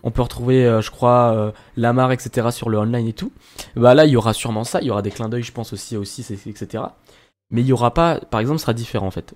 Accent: Lyon, Auvergne-Rhône-Alpes, France; nous trois, on est lyonnais

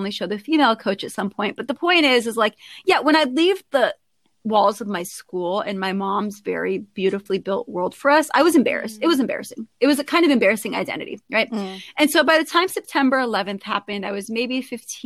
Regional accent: Southern California, United States; I was born in Southern California, as I noted, one of six as an Iraqi American. And I grew up with a very, very, very strong Muslim lead mother

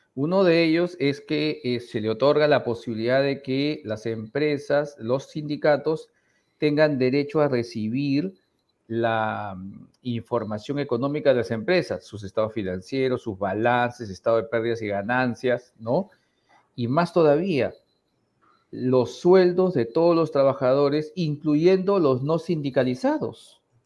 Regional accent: Peru; somos todos los peruanos

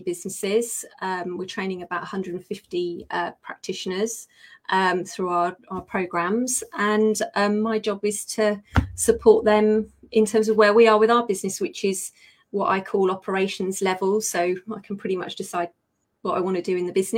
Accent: United Kingdom; accent: British; I am a Brit

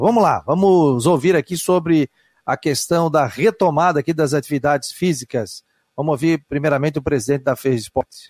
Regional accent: Florianópolis, Santa Catarina, Brazil; accent: chiado; A gente aqui, o nosso chiado

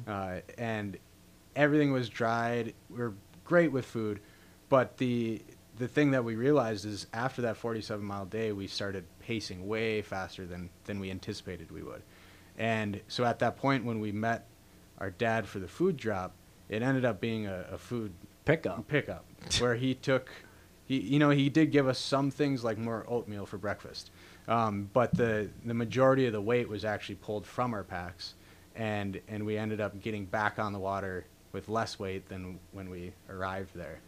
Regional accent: Duluth, Minnesota, United States; also born or lived in Ely, Minnesota; family being, you know, born and raised in Ely, and just being in Duluth. I had spent a lot of time as a young kid in the woods and up in the boundary waters

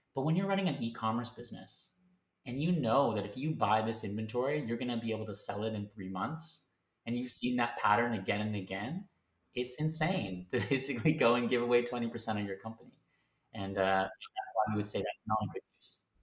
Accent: Canada; moved away as an adult; now in London, United Kingdom; I am based in London, um, but I'm originally from Canada

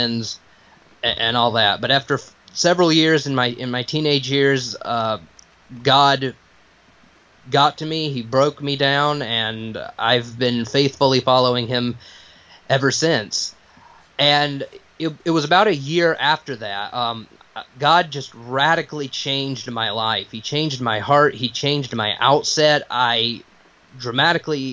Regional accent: Piedmont, South Carolina, United States; I grew up in the Bible Belt down here in Piedmont, South Carolina, in the upstate area

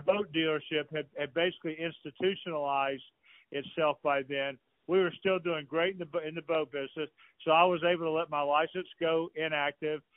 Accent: Atlanta, Georgia, United States; I'm a Southerner from Atlanta, Georgia

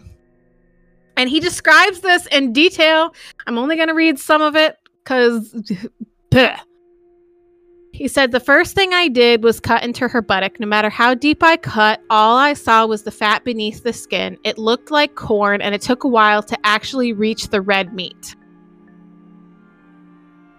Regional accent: United States; I am American

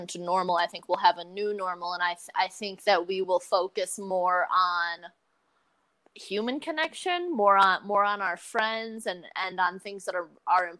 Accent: Gaylord, Michigan, United States; moved away as an adult; I grew up in Northern Michigan in a town called Gaylord

